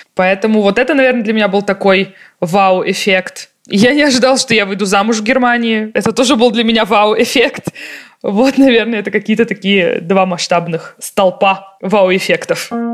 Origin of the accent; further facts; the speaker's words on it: Russia; also born or lived in Munich, Germany; now in Germany; я чувствую себя и русской тоже